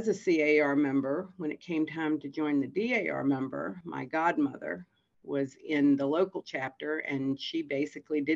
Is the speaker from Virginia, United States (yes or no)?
yes; Fredericksburg, Virginia, United States; I was born in Fredericksburg, Virginia, and I grew up here and went to school here